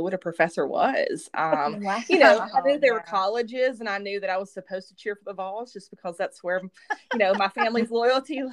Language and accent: English; Pulaski, Tennessee, United States; now in Knoxville, United States; originally I'm from a very small town in southern Middle Tennessee called Pulaski, Tennessee